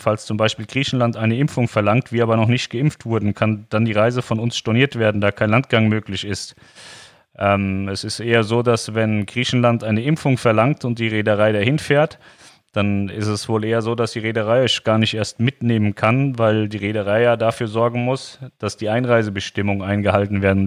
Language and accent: German; Germany; als Deutscher sowieso immer wieder in sein Heimatland, also wir zurück nach Deutschland